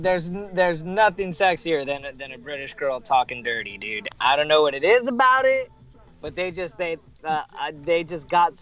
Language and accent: English; La Mirada, California, United States; first language English; also born or lived in South Gate, California; I grew up originally in Southgate, which was like Mexican country, and then the Rodney King riots happened, and my family was like, fuck this, we need to get out of here, because they were starting to loot around our area. So I moved over to La Mirada